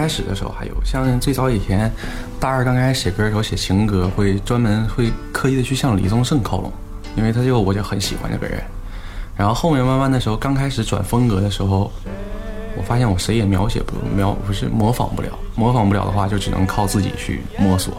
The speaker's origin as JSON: {"language": "Chinese", "town": "Xining", "region": "Qinghai", "country": "China", "also_born_or_lived": "Hangzhou", "moved": "yes", "lives_now": "Shenyang, China", "said": "我们家是青海西宁的，"}